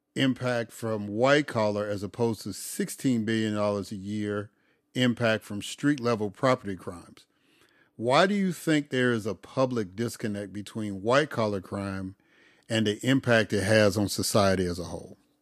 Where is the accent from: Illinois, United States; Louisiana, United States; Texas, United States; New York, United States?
Illinois, United States; Chicago; moved away as an adult; also born or lived in Mississippi; now in Atlanta, United States; I'm originally from Chicago